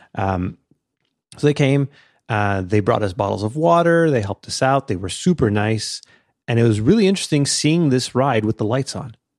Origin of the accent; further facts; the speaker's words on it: Canada; I'm Canadian